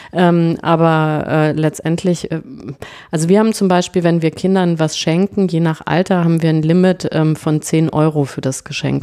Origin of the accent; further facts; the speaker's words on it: Franconia, Bavaria, Germany; also born or lived in Cologne; ich bin in Köln geboren ah. und in Franken aber aufgewachsen